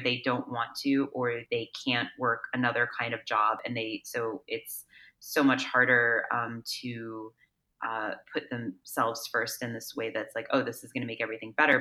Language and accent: English; East Coast, United States; moved away as an adult; also born or lived in New York; now in Los Angeles, United States; I'm originally from the East Coast actually, so I went to school in New York and I lived there in the city